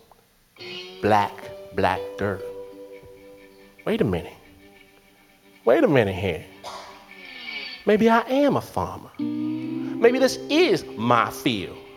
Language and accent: English; Detroit, Michigan, United States; I'm from Detroit